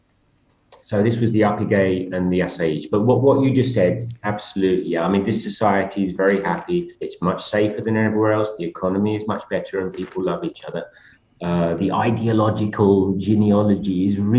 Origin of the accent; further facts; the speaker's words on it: United Kingdom; moved away as an adult; I come from Britain and I've been in Europe a lot.